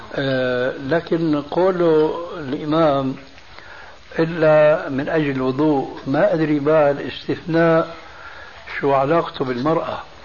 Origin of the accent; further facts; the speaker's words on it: Syria; عندنا في سوريا